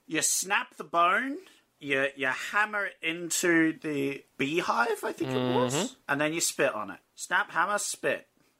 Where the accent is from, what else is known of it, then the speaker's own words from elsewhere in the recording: Australia; Yeah, we're Australian.